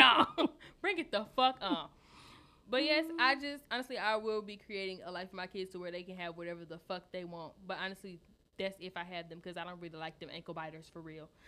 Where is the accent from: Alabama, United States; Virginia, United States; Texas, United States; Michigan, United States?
Michigan, United States; Detroit; I'm from Detroit